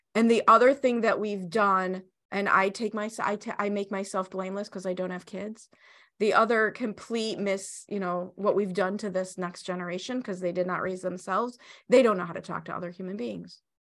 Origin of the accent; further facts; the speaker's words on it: Chicago, Illinois, United States; I grew up in Chicago. I went to Chicago public schools in the seventies and eighties.